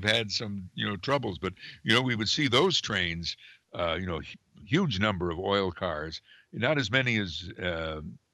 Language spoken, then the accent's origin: English; Amsterdam, New York, United States; my hometown